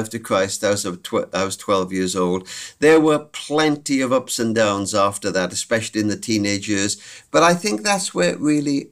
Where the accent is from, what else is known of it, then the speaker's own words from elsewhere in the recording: Cardiff, Wales, United Kingdom; I was brought up in Cardiff in Wales, United Kingdom.